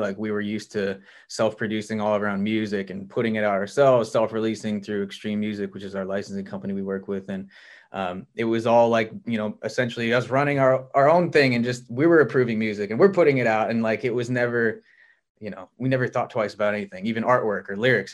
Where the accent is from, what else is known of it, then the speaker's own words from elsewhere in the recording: Montana, United States; moved away as an adult; now in Los Angeles, United States; I was born and raised in Montana